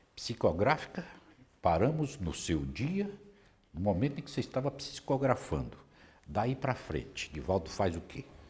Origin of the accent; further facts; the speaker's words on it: Vitória da Conquista, Bahia, Brazil; lá de Vitória da Conquista, de onde eu venho também